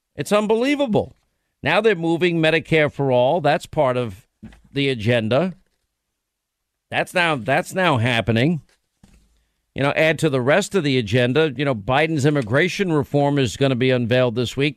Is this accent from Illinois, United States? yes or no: no; New York, United States; I'm from New York